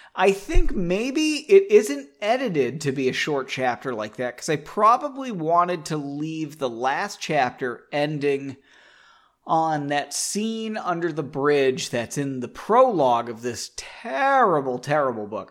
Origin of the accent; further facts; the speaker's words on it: United States; As an American